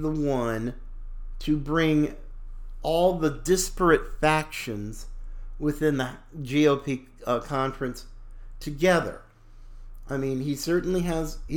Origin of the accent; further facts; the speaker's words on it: North Carolina, United States; from North Carolina, my home state